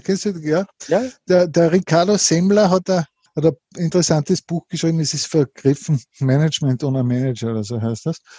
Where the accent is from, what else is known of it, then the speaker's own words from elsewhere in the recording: Linz, Upper Austria, Austria; ich komme aus Linz, in mhm. Oberösterreich, wir haben hier ein Unternehmen